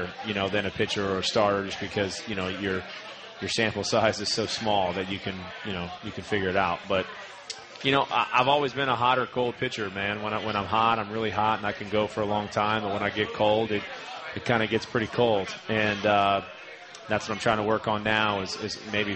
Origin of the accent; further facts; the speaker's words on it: Slidell, Louisiana, United States; also born or lived in Baton Rouge, Louisiana; I grew up like every other kid in Louisiana.